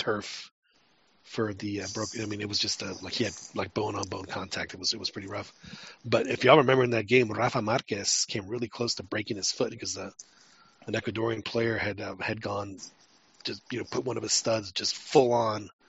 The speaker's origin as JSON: {"language": "English", "region": "Mexico City", "country": "Mexico", "tie": "born or raised there", "moved": "yes", "lives_now": "Texas, United States", "said": "I have a friend that I grew up with in Mexico City"}